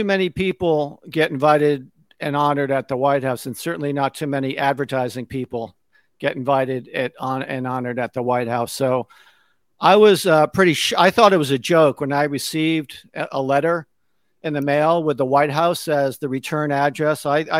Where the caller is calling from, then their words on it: Connecticut, United States; So I'm just outside of New York City in Connecticut. I'm about an hour outside of New York City.